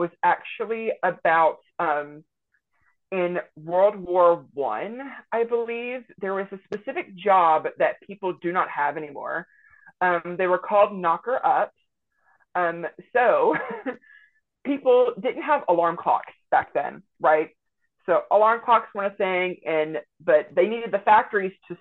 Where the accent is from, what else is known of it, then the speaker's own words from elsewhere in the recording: Jewett, Texas, United States; moved away as an adult; now in Northwest Arkansas, United States; I grew up in kind of like a very small rural town called Jewett, Texas, in Central East Texas.